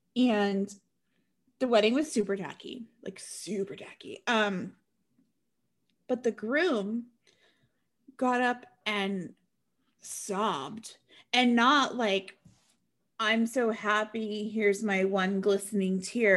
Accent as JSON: {"language": "English", "region": "Washington", "country": "United States", "said": "I'm from Washington"}